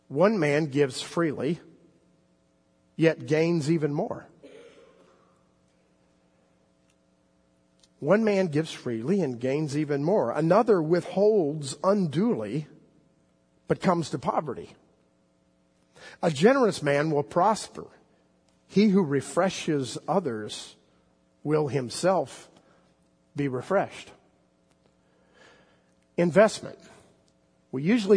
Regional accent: South Florida, United States; moved away; I grew up in South Florida

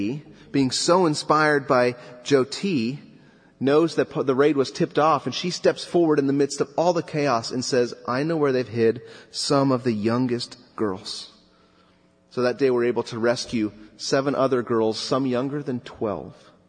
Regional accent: Southern California, United States; I grew up in Southern California

